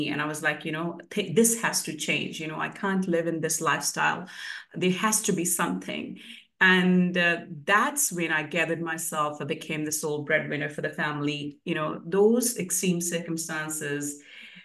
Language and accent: English; India; moved away as an adult; also born or lived in New Zealand; now in Queensland, Australia; I moved to New Zealand in 2008 from India.